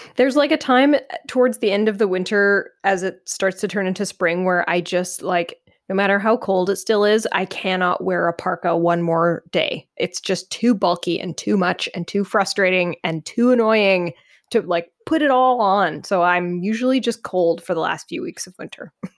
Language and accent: English; Canada; as a Canadian